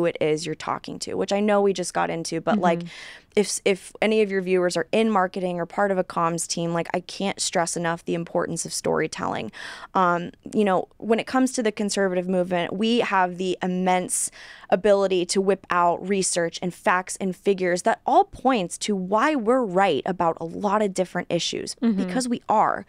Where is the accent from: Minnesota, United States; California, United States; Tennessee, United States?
California, United States; Because, again, I was born and raised in California. I was in the California dating pool.